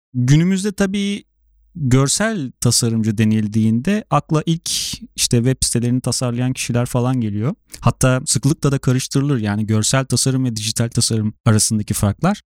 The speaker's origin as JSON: {"language": "Turkish", "region": "Sivas Province", "country": "Turkey", "said": "ben de Sivaslıyım."}